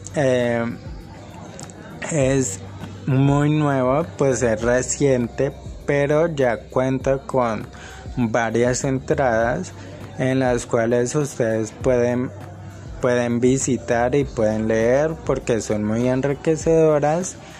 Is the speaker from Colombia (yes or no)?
yes; Cali, Valle del Cauca, Colombia; soy de Cali, Colombia.